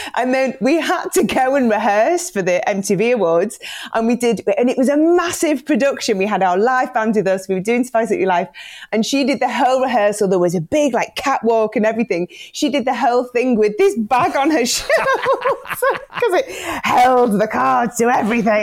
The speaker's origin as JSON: {"language": "English", "area": "the Northwest", "region": "North West England", "country": "United Kingdom", "tie": "born or raised there", "said": "growing up in the Northwest in the 80s"}